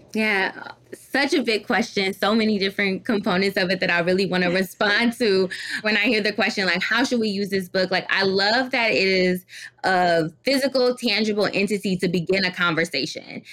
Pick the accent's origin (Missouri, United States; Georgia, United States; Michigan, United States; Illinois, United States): Michigan, United States; Detroit; born or raised there; also born or lived in Washington, D.C.